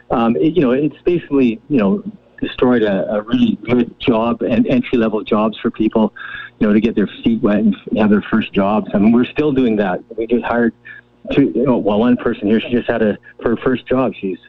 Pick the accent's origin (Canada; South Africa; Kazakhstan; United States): Canada; Cranbrook, British Columbia; now in Kamloops, Canada; I grew up in Cranbrook, which had one theater